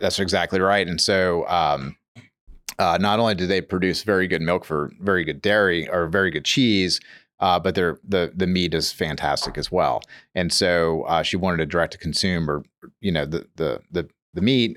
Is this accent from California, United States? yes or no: no; New Orleans, Louisiana, United States; also born or lived in Metairie; I grew up in Metairie and, and, and New Orleans, you know, so I'm not like a New York City kid, but I'm like a New Orleans kid